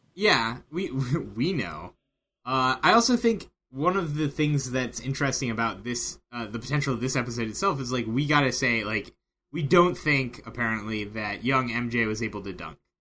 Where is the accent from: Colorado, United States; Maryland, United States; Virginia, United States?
Maryland, United States; I grew up in Maryland, therefore the O's.